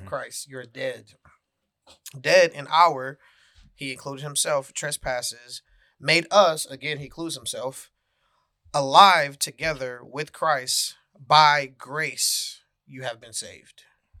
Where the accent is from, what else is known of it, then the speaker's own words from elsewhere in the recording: the South, United States; Yeah, I mean, we growing up in the South, you hear that analogy